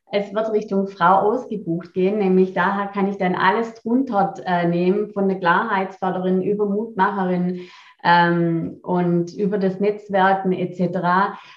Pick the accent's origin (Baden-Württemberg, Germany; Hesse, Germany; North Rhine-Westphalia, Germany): Baden-Württemberg, Germany; Rottweil; born there; Rottweil ist mein Geburtsort